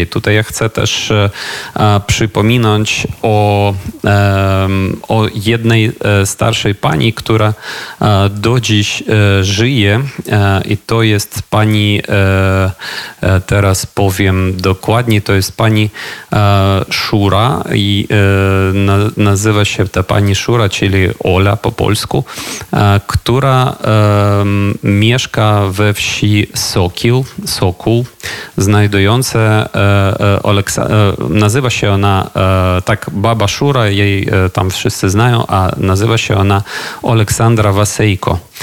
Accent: Ukraine; ja jako Ukrainiec

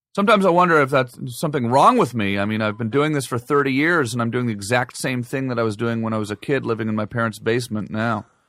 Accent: Ottawa, Ontario, Canada; moved away as an adult; now in Los Angeles, United States; I grew up in Ottawa

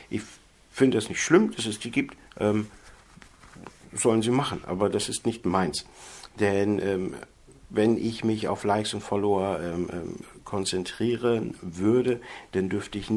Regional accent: Geesthacht, Schleswig-Holstein, Germany; born there; ich bin 1975 in Geestach bei Hamburg geboren.

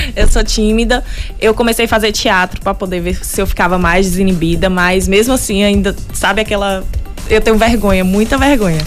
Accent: Bom Jesus da Lapa, Bahia, Brazil; eu sou daqui da Lapa mesmo. Uhum. Né, nasci há 26 primaveras

